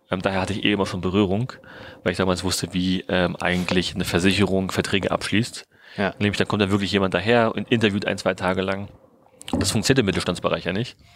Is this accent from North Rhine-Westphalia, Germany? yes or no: no; Berlin, Germany; bin seit Sommer wieder zurück in Berlin, in meiner alten Heimatstadt